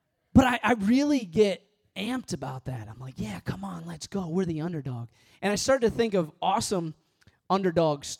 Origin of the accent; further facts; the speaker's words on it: Midwest, United States; moved away; also born or lived in Missouri; I was born and raised in the Midwest. I went to school in Missouri